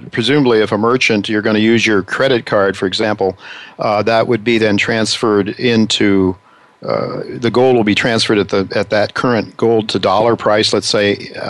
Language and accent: English; United States; as an American